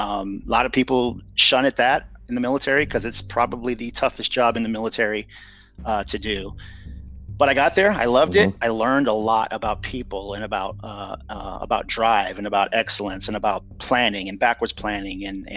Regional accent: Nebraska City, Nebraska, United States; born there; So, I was born in the Midwest. I was born just in a little town, Nebraska City, which is just south of Omaha, Nebraska. I was born there.

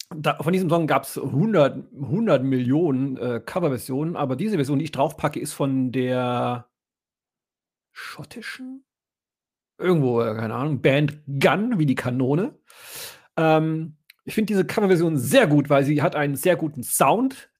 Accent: West Germany, Germany; Ich als Wessi

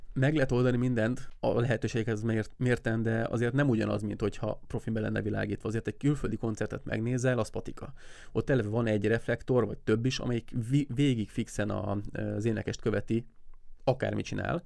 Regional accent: Siófok, Somogy, Hungary; siófoki vagyok

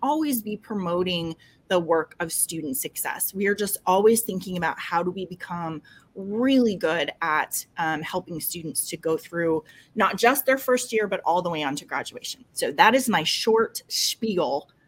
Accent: New York City, New York, United States; they are 15 miles from where I grew up in New York City

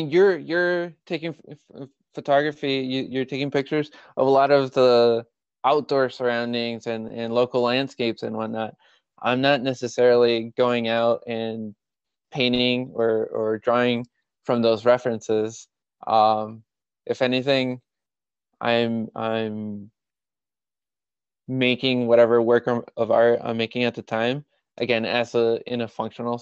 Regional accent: Mexico; moved away; my growing up in Mexico

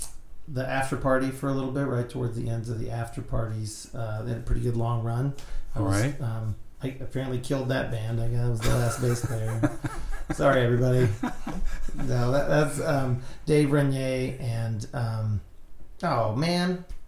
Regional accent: the Ozarks, United States; I mean, I grew up in the Ozarks with Hee Haw, and like country music was the only music on the radio.

